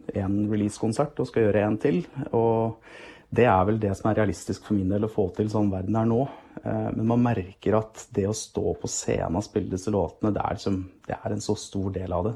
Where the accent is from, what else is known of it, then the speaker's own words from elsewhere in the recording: just outside Hamar, Innlandet, Norway; also born or lived in Gjøvik; jeg har vokst opp eh, rett utenfor Hamar, eh, men har også bodd noen år på Gjøvik